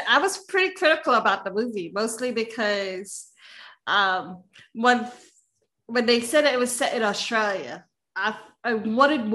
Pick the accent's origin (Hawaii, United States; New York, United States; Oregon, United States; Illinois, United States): Hawaii, United States; I'm from Hawaii